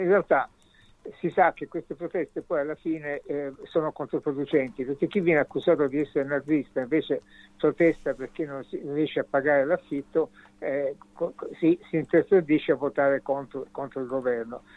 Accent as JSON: {"language": "Italian", "region": "Sicily", "country": "Italy", "tie": "born or raised there", "moved": "yes", "lives_now": "Germany", "said": "Io, come tu sai, sono siciliano"}